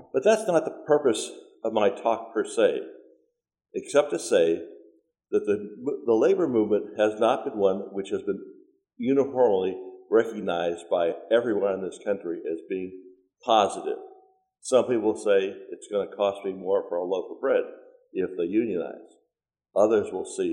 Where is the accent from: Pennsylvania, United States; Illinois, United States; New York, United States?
Pennsylvania, United States; Pittsburgh; moved away; also born or lived in New Kensington, Pennsylvania; I grew up in Pittsburgh